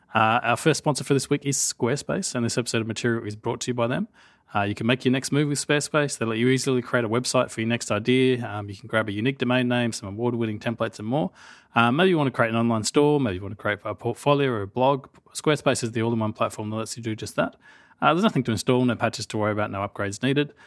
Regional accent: Australia; I'm Australian

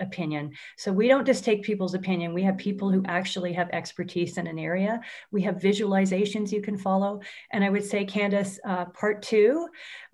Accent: Canada; as a Canadian

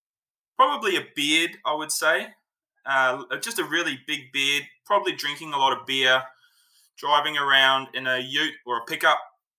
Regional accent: Cape Town, Western Cape, South Africa; I'm South African. I was born in Cape Town. I grew up in South Africa.

